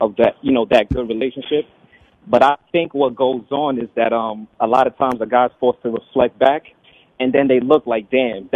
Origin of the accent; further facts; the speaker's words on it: New Jersey, United States; from New Jersey